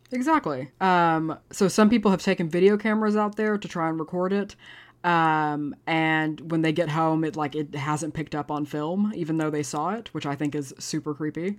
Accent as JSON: {"language": "English", "town": "Abilene", "region": "Texas", "country": "United States", "tie": "born or raised there", "said": "my hometown of Abilene"}